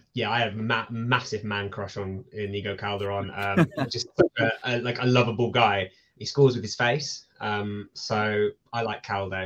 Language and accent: English; South East England, United Kingdom; now in England; I born and bred in Sussex, but then I moved up to the Midlands about 9 years ago.